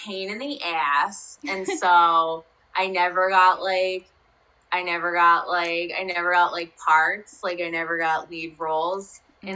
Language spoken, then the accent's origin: English; Rutherford, New Jersey, United States; I grew up in Rutherford, New Jersey, which is like less than 10 miles away from New York City